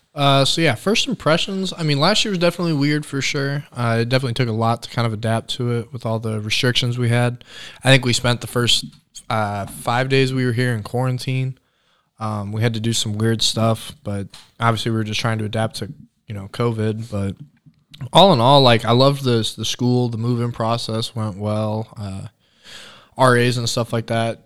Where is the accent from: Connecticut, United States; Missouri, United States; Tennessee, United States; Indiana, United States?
Indiana, United States; Franklin; born south of Indianapolis, Franklin community. Grew up, born and raised there.